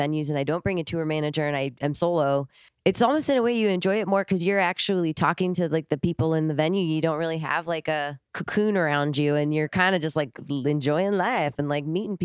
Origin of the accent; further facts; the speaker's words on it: Rock Island, Illinois, United States; also born or lived in Los Angeles, California / Ojai, California; now in northeastern Iowa, United States; I grew up in Rock Island, Illinois, across the river, Mississippi River from Iowa.